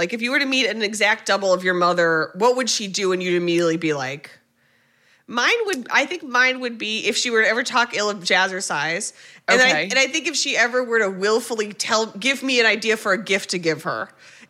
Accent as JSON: {"language": "English", "country": "United States", "said": "to me as an American"}